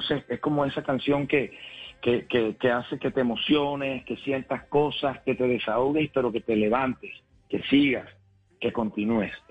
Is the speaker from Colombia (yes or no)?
yes; Cartagena, Bolívar, Colombia; en el barrio de Chemaní, de mi ciudad natal, Cartagena, donde nací